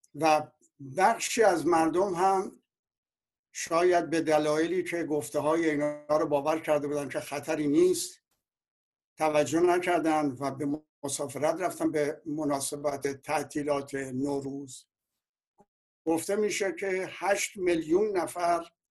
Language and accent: Persian; Iran; به عنوان یک ایرانی